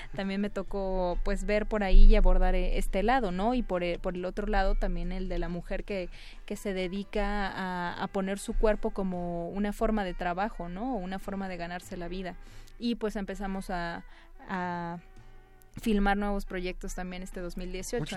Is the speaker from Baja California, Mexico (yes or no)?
no; Isthmus of Tehuantepec, Oaxaca, Mexico; Yo soy eh, oaxaqueña, pero soy de la parte del Istmo de Tehuantepec